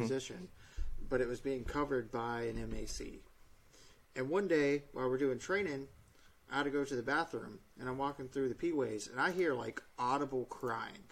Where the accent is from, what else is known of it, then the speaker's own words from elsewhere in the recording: United States; I'm an American who signed up to serve the Navy